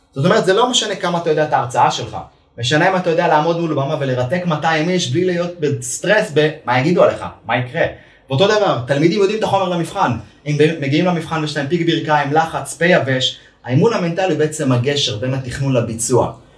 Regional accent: Ma'alot-Tarshiha, Northern District, Israel; כילד כדורגלן במעלות

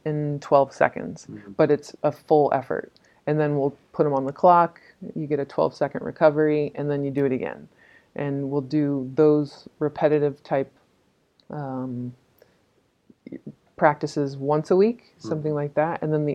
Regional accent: California, United States; an American and growing up in the California beach culture

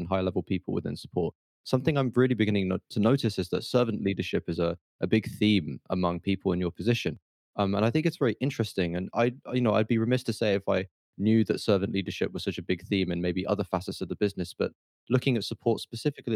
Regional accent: England, United Kingdom; also born or lived in London; now in Leeds, United Kingdom; being English

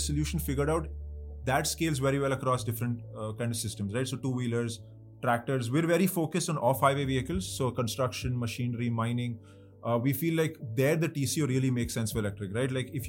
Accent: Mumbai, Maharashtra, India; moved away as an adult; now in Bangalore, India; I'm from Mumbai. I grew up most of my life in Mumbai, right? And I think I only really visited Bangalore after college. It's not like I've spent too much time, but the last 5 years of my life have been in Bangalore.

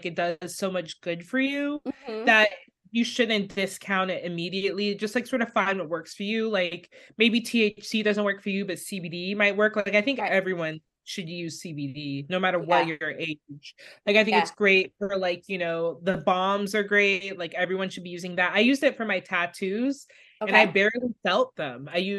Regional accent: Jamaica; Basically, I'm Jamaican

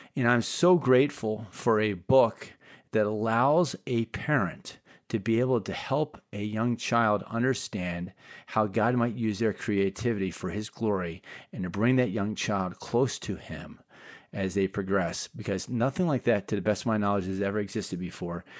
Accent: Bay Area, California, United States; Rusty, William, and I hail from the Bay Area.

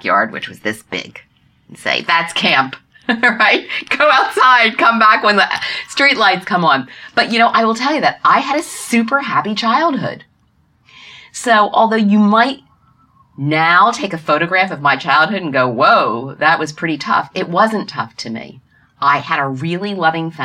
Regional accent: Norristown, Pennsylvania, United States; I grew up in Norristown, Pennsylvania, outside of Philadelphia

